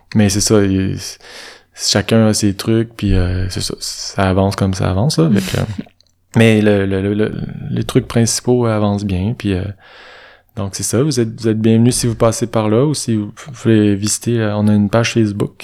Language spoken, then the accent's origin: French; Saint-Ubalde, Quebec, Canada; moved away; je passe mes printemps à Saint-Tubal, qui est mon village natal.